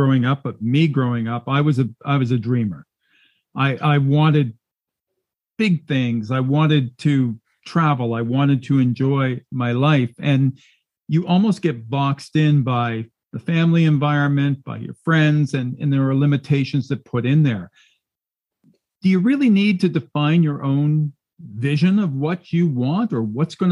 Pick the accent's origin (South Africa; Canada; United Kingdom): Canada; as a Canadian